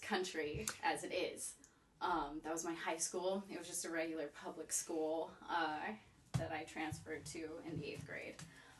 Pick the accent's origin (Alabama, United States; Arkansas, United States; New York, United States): Arkansas, United States; Hot Springs Village; also born or lived in Mexico / California; So I grew up in Hot Springs Village, Arkansas. So okay. That means that I grew up in the largest retirement village in the United States.